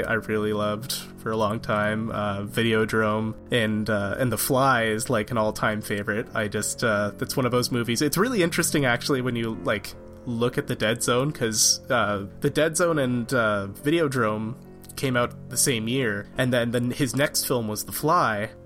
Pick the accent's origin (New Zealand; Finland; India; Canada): Canada; I'm from Canada